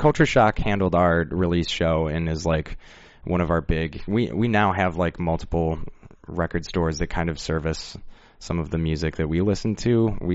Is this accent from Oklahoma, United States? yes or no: no; Rockford, Illinois, United States; born or raised there